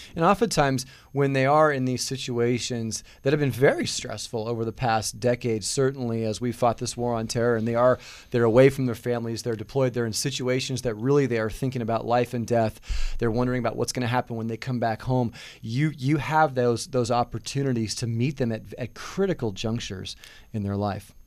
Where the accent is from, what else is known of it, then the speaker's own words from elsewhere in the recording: Southern California, United States; now in Goodyear, Arizona, United States; I'm originally from Southern California